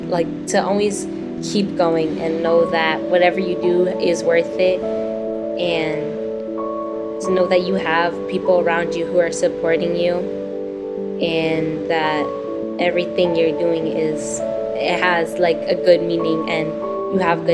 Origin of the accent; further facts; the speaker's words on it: Boston, Massachusetts, United States; I'm 12 years old, and I'm from Boston, Massachusetts.